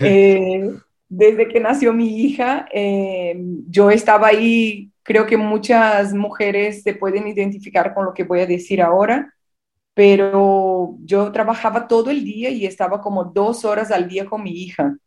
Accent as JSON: {"language": "Spanish", "country": "Brazil", "also_born_or_lived": "Peru / Colombia / Rio de Janeiro, Brazil", "accent": "Brazilian", "second_language": "Spanish", "moved": "as an adult", "lives_now": "Spain", "said": "soy de Brasil, como pueden ver por mi, por mi acento."}